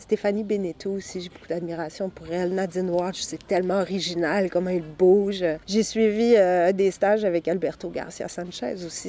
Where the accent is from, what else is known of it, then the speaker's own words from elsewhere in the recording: Sherbrooke, Quebec, Canada; also born or lived in Saint-Élie-d'Orford; now in Quebec City, Canada; il y avait un festival de contes à Sherbrooke, là où j'avais grandi